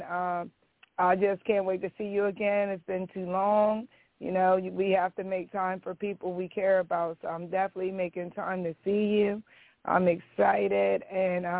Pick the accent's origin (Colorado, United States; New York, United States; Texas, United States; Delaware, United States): Delaware, United States; Milford; also born or lived in Dover, Delaware; now in Felton, United States; I was born and raised in Milford, Delaware, but when I was 18, I moved to Dover, Delaware